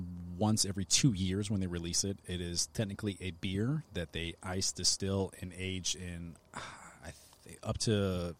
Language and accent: English; Lakeland, Florida, United States; moved away; I am from Florida.